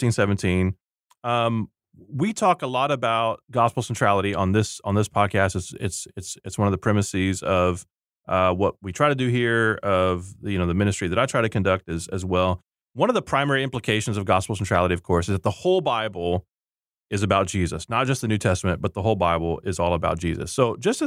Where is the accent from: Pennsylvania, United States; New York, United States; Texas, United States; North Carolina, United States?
Texas, United States; also born or lived in Rio Grande Valley, Texas; I'm from Texas. I'm not from that area. I'm from, you know, the Houston area and from the Rio Grande Valley area